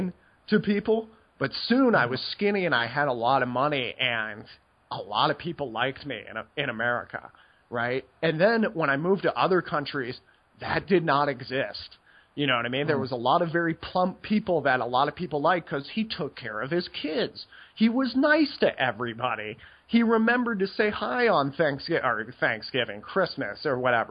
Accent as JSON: {"language": "English", "country": "United States", "moved": "yes", "said": "as an American"}